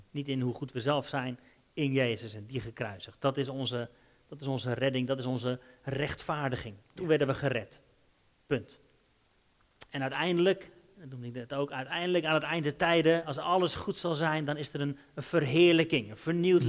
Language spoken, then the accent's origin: Dutch; Netherlands; als Hollanders